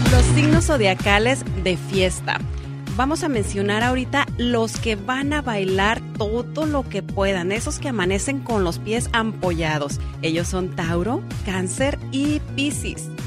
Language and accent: Spanish; Mexico; Hacemos rendir la mañana como todo mexicano.